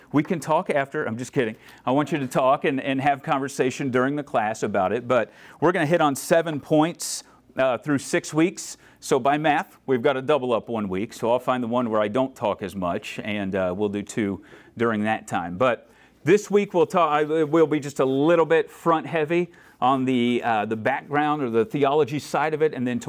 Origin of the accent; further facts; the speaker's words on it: Florida, United States; I grew up in Florida, and so that was the Southern Baptist way of doing things.